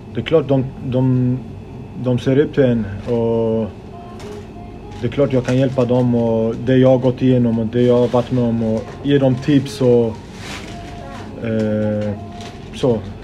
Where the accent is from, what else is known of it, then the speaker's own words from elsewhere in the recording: Gothenburg, Västra Götaland, Sweden; jag är född och uppvuxen i Biskopsgården